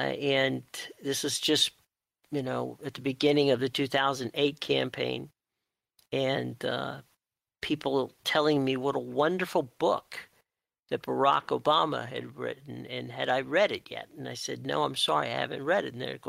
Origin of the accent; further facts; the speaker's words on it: Pittsburgh, Pennsylvania, United States; moved away; originally I'm from the Pittsburgh area, that whole area of Pittsburgh, Youngstown, southwestern Ohio, or southeastern, I'm sorry, Ohio and southeast western West Virginia